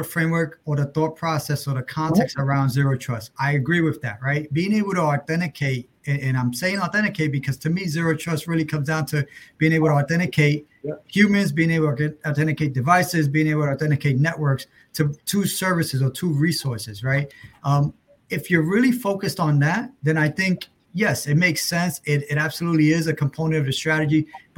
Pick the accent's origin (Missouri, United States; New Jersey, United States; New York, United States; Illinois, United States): New York, United States; New York City; I grew up obviously in New York City